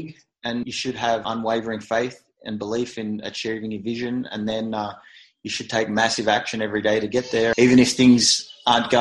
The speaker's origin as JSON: {"language": "English", "country": "Australia", "accent": "Australian", "moved": "yes"}